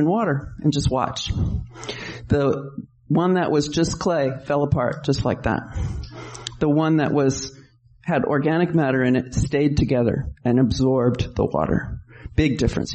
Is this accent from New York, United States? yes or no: yes; New York, United States; now in California, United States; I'm from New York, and when I moved west, I couldn't believe that all the streets are straight